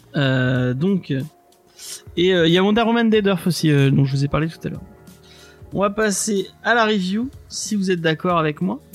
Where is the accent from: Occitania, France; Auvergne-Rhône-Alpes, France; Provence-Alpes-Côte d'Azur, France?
Auvergne-Rhône-Alpes, France; Aix-les-Bains; ma ville de naissance, enfin, de ma, la ville où j'ai grandi, à, à Aix-les-Bains